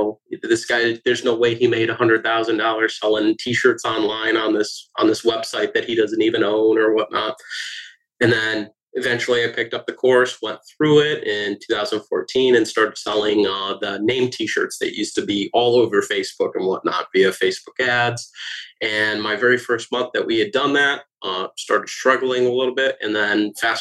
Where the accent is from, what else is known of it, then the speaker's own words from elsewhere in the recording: Michigan, United States; also born or lived in Detroit, Michigan; now in Tampa, United States; Was originally from Michigan